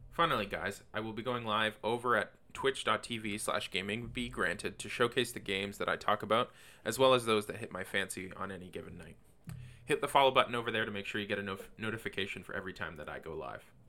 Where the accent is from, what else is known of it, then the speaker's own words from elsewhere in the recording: Canada; also born or lived in Windsor, Ontario; I'm a Canadian living in Windsor, Canada